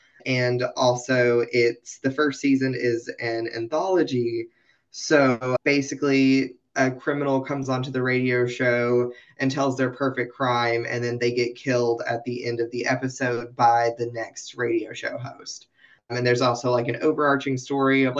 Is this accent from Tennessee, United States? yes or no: yes; Knoxville, Tennessee, United States; I'm from the Appalachian Mountains. I'm from Tennessee.